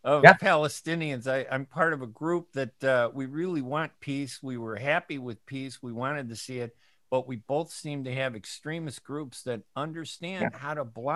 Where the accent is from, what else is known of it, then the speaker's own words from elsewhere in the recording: United States; here in America. I'm an American.